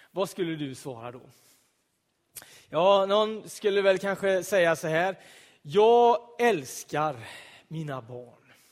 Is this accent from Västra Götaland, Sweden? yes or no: yes; Donsö, Västra Götaland, Sweden; På Donsö, där jag är född och uppvuxen, en ö i Göteborgs södra skärgård så fanns det ett litet hus av betong.